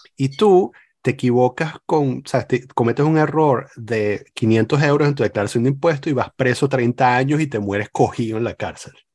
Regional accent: Venezuela; now in Lyon, France; crecí en Venezuela

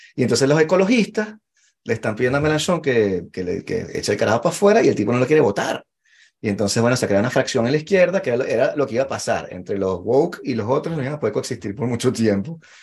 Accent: Venezuela; now in France; yo como, como venezolano normal y corriente

